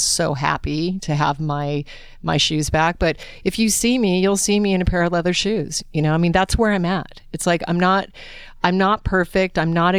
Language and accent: English; Alaska, United States; I was raised in Alaska on game meat, as most of you know who listen to the podcast.